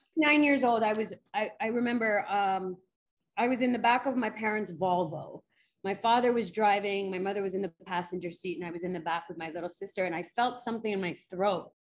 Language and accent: English; New York City, New York, United States; I grew up in New York City